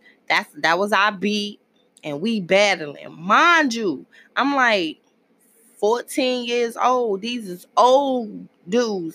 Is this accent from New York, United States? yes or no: yes; New York City, New York, United States; born or raised there; moved away